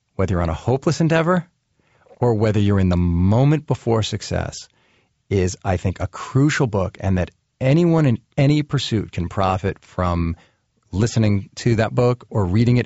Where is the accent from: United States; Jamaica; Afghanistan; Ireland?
United States